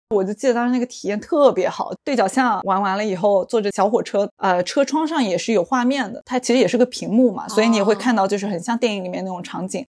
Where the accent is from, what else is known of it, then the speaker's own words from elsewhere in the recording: China; 作为一个中国人，我觉得非常遗憾的一点是